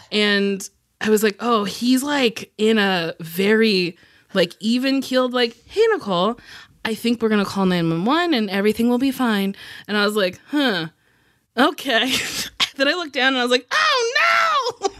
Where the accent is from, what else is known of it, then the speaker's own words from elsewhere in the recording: New Jersey, United States; I'm from Jersey